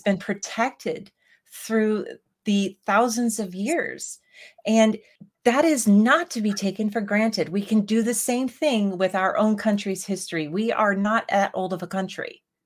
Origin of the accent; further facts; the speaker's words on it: United States; we as Americans